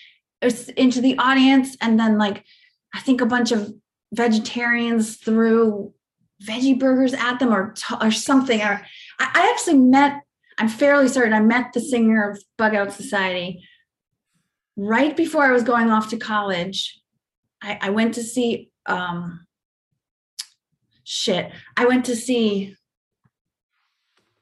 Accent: Rockville Centre, New York, United States; moved away; I grew up in Rockville Center

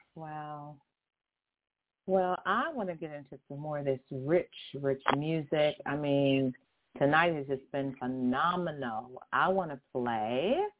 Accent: Houston, Texas, United States; accent: southern; also born or lived in LaGrange, Texas; now in California, United States; I'm a southern girl, gal. I'm not I'm not originally I'm not native to California, honestly, I'm not. I'm originally from Houston. Born in LaGrange.

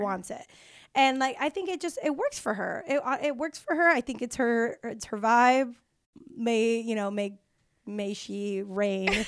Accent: Mexico; moved away; also born or lived in San Diego; I'm from Mexico. I'm Mexican from Mexico, um, in San Diego.

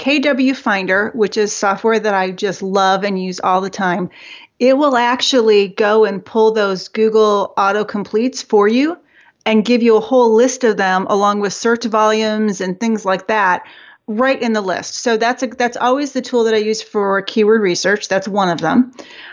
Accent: Detroit, Michigan, United States; I am from Detroit, but I have two sisters who moved to Georgia probably 20 years ago

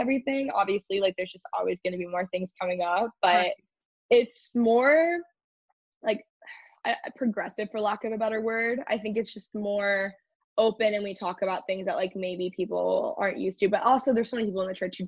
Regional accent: Texas, United States; I grew up in Texas.

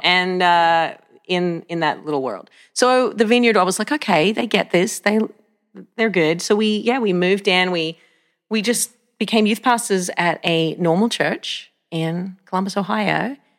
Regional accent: Australia; moved away as an adult; now in United States; I grew up in Australia. I was born in Australia

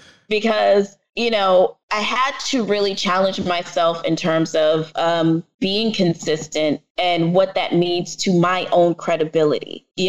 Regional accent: The Bronx, New York, United States; So my parents, my family is Jamaican, and I am from the Bronx.

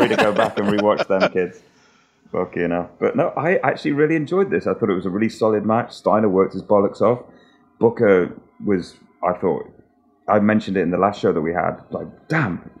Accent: England, United Kingdom; I'm English, so we didn't have like spring break

